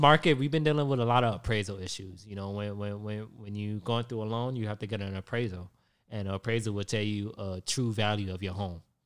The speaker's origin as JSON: {"language": "English", "town": "Hollywood", "region": "Florida", "country": "United States", "tie": "born or raised there", "lives_now": "Tampa, United States", "said": "I grew up in South Florida, Hollywood, Florida"}